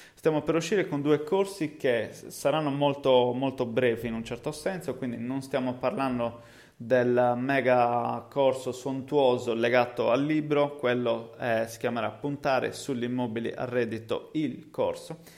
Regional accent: Cagliari, Sardinia, Italy; accent: Cagliari (Sardinian); also born or lived in England; come si deduce da, dal mio accento, è il posto in cui insomma effettivamente vivo

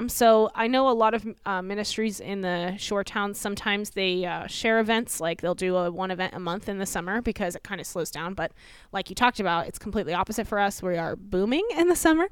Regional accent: Fort Myers, Florida, United States; moved away as an adult; also born or lived in Philadelphia, Pennsylvania / California; now in Ocean City, United States; I grew up in Fort Myers, Florida, so Southwest

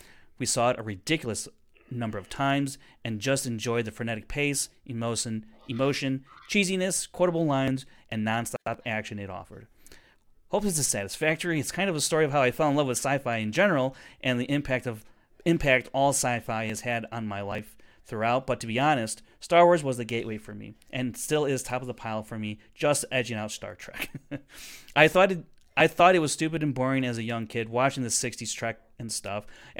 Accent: England, United Kingdom; I'm 31 and from England.

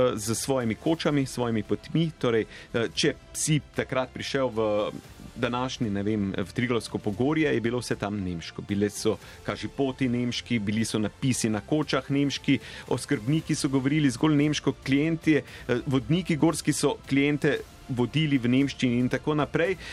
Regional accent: Slovenia; smo Slovenci

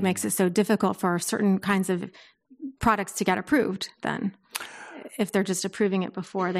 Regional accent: Bay Area, California, United States; moved away; I grew up in the Bay Area with a hippie mom.

